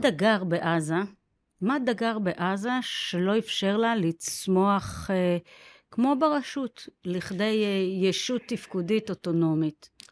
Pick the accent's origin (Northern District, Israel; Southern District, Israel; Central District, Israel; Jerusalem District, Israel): Southern District, Israel; Beersheba; אני נולדתי בבאר שבע, גדלתי בבאר שבע